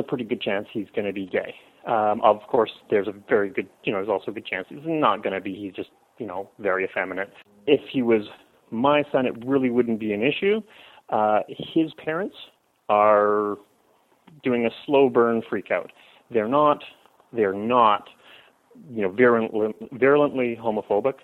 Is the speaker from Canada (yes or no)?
yes; Canada; I am Canadian